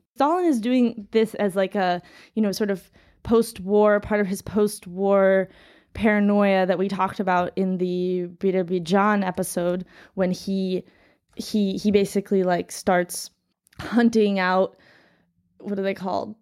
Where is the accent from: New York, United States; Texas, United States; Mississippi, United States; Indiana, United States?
New York, United States; moved away as an adult; now in St. Petersburg, Russia; New York